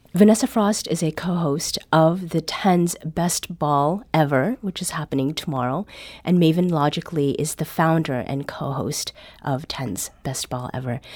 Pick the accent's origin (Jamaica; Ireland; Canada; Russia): Canada; accent: Canadian; My Canadian accent.